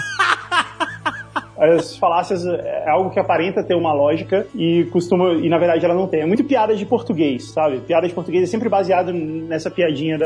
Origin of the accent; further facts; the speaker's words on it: Brazil; a gente é brasileiro